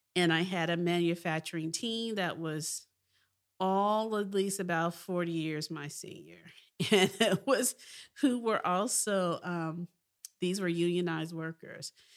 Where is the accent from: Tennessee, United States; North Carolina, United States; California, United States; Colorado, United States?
Tennessee, United States; Memphis; I was from Memphis, Tennessee